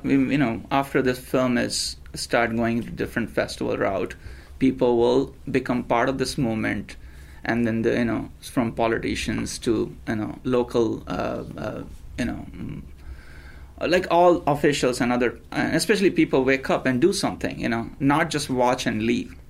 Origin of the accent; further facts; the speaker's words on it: India; moved away as an adult; now in United States; I was ra- born and raised in India in a small town, and I came here uh, 16 years ago.